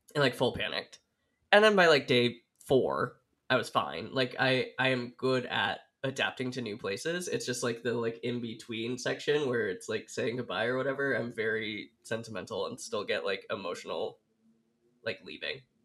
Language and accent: English; Oregon, United States; moved away as an adult; also born or lived in Illinois; I grew up in Oregon